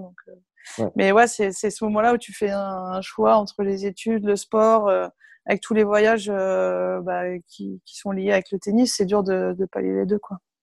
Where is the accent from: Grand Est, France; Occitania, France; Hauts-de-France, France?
Hauts-de-France, France; Berck-sur-Mer; moved away; also born or lived in Cucq; mes parents jouaient un peu au tennis dans le club de la ville où on était dans le nord à l'époque, à Berck-sur-Mer. à côté de Cuxtella Trépied, où je suis juste née en fait, parce qu'il n'y avait pas de, de maternité à Berck, donc du coup, je suis née à Cuc, mais je n'ai jamais vécu là-bas